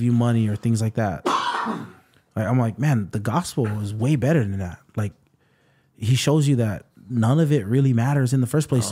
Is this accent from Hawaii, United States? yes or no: yes; Waipahu, Hawaii, United States; also born or lived in Waianae, Hawaii / Kapolei, Hawaii; I grew up in Waipahu